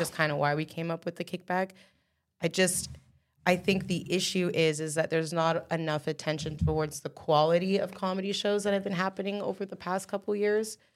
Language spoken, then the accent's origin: English; Canada; I'm talking about just being Canadian artists